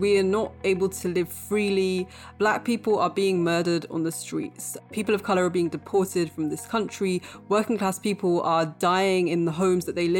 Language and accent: English; Bradford, Yorkshire and the Humber, United Kingdom; also born or lived in Cambridge; I was born in Bradford to parents who were themselves born in Pakistan. So they came to this country aged, you know, sort of 6 months and 1 year.